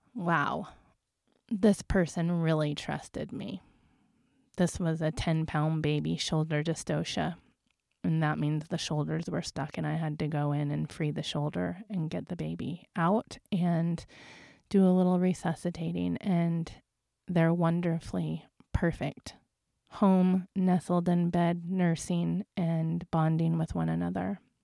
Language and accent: English; Las Vegas, Nevada, United States; I come from Las Vegas